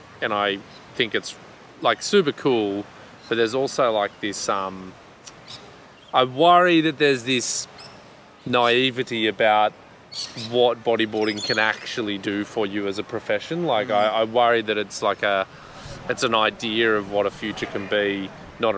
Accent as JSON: {"language": "English", "country": "Australia", "also_born_or_lived": "Sweden", "said": "as an Aussie"}